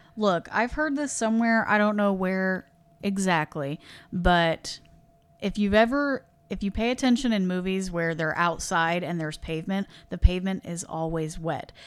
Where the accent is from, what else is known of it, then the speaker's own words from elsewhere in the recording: Midwest, United States; we're from the Midwest